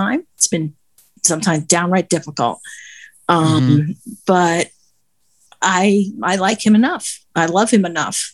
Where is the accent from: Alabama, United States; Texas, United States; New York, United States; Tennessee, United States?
New York, United States; New York City; now in New Jersey, United States; I'm from New Jersey, originally from New York City